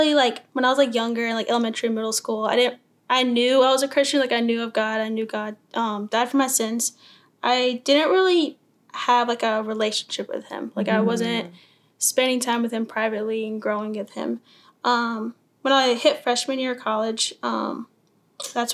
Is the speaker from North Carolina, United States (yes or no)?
yes; Greenville, North Carolina, United States; also born or lived in Syracuse, New York; I mainly grew up in Greenville, North Carolina, where ECU is